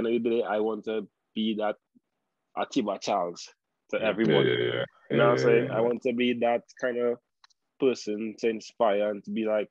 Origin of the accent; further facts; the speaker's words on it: Morvant, Trinidad & Tobago; growing up in Mova, all you've seen is Mova